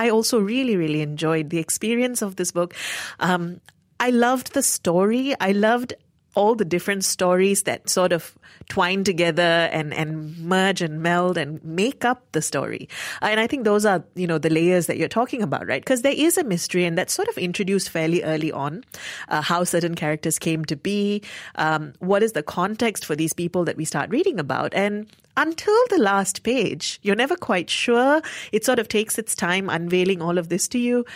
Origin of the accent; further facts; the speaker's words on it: Malaysia; being Malaysian